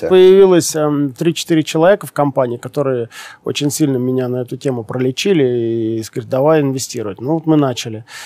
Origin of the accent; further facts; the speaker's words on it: Siberia, Russia; Я тоже сибиряк